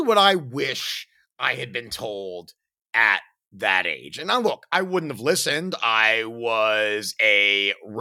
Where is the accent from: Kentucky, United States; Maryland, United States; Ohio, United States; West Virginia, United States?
Maryland, United States; Baltimore; moved away; where I grew up in Baltimore